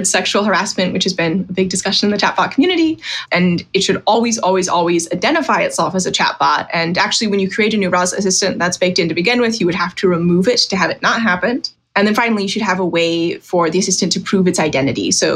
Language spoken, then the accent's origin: English; Virginia, United States; I'm from Virginia